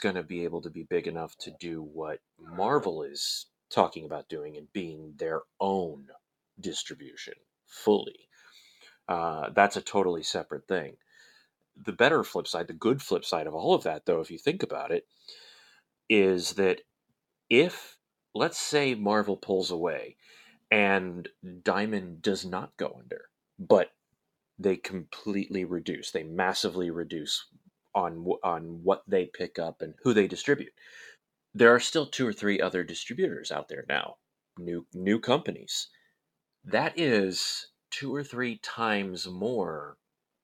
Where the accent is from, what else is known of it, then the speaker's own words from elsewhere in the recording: St. Louis, Missouri, United States; As we are all from St. Louis.